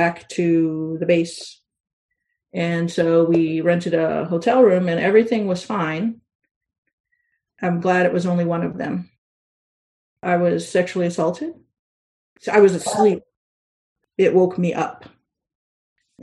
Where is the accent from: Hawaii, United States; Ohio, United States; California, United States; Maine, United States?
Hawaii, United States; I grew up in Hawaii